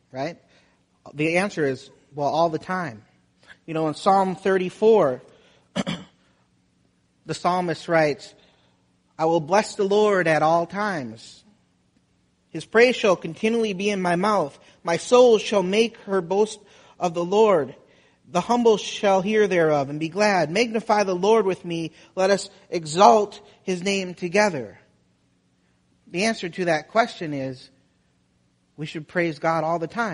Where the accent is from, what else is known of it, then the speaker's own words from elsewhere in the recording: Wisconsin, United States; moved away as an adult; also born or lived in Florida; I'm from Wisconsin.